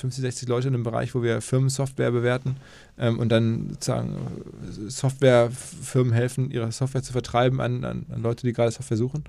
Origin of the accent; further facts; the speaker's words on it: Ruhr area, North Rhine-Westphalia, Germany; now in Hamburg, Germany; ich komme aus, aus dem Ruhrgebiet